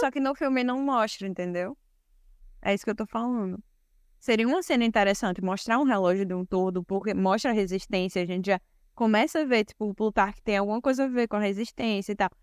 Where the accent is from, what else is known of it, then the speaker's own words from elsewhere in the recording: Brazil; Sou brasileira também